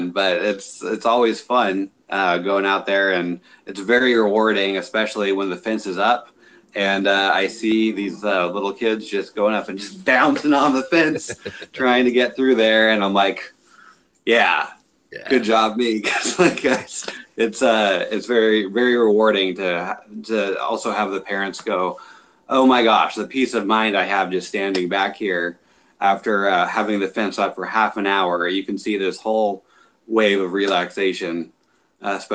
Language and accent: English; San Jose, California, United States; born there; I was born in Northern California in San Jose, mm-hmm.